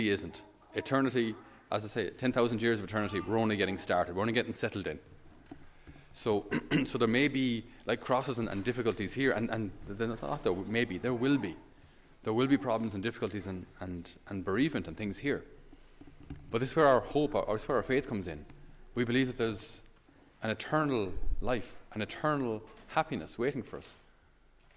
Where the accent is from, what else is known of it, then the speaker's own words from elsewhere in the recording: Ireland; as a Irish person